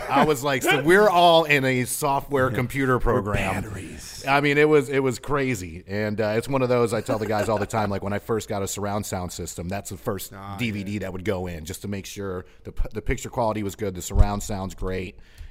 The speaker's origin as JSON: {"language": "English", "region": "New York", "country": "United States", "tie": "born or raised there", "said": "We had Video King back in upstate New York."}